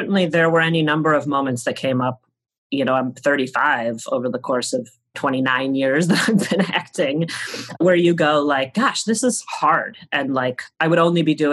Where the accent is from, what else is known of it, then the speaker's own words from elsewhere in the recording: United States; Growing up in the time I grew up in America